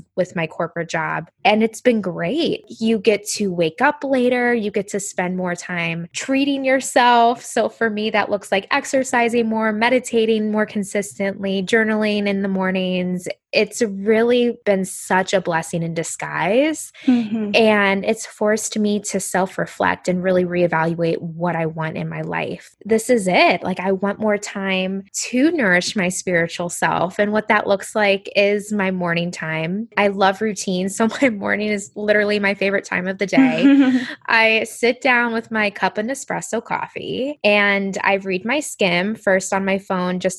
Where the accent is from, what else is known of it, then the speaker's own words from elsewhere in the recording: Indiana, United States; moved away as an adult; now in New Jersey, United States; I grew up in Indiana in the Midwest